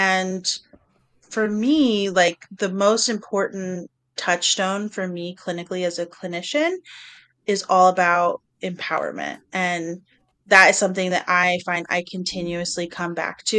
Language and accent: English; the South, United States; I grew up in the South